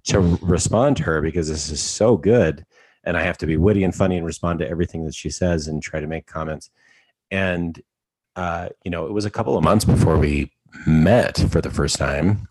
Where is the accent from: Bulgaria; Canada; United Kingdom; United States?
Canada; Alberta; I'm from Alberta, Canada